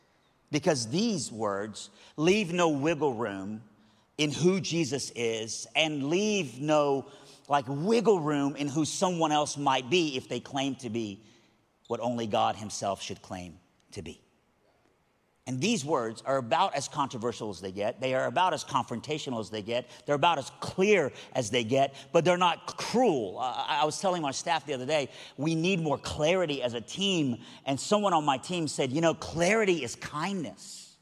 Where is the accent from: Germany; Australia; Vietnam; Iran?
Iran; South Iran; moved away; I'm originally from Iran, but even when I was in Iran, I was from South Iran, all right? So I've always been a Southerner, all right?